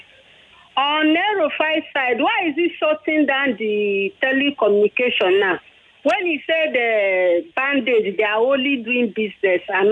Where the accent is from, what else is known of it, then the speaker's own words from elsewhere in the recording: Nigeria; also born or lived in Agbara, Ogun State; as a Nigerian